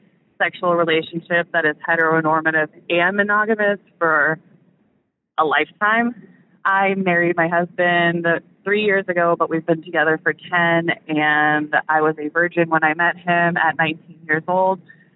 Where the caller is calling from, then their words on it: Kansas City, Missouri, United States; Hi, Dan. I am from Kansas City, Missouri.